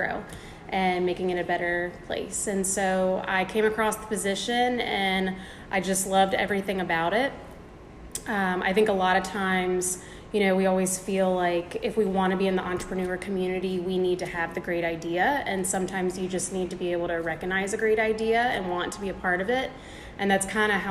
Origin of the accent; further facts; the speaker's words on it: Newport News, Virginia, United States; moved away as an adult; also born or lived in Tampa; I was born and raised in Newport News.